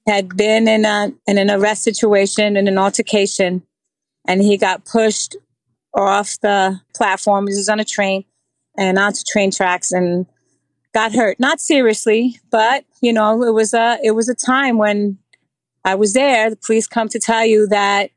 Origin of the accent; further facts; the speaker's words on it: New York City, New York, United States; also born or lived in Puerto Rico; I grew up in New York City. I actually came here to New York in fourth grade from Puerto Rico. So I lived in the Bronx until after college